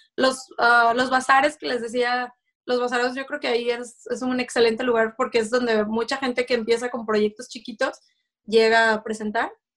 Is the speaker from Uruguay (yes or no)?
no; Mexico; moved away as an adult; now in Folsom, United States; yo soy de México